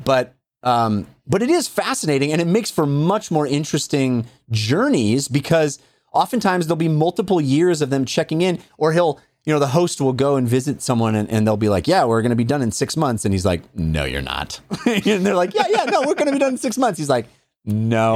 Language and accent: English; Walnut Creek, California, United States; I grew up in Contra Costa County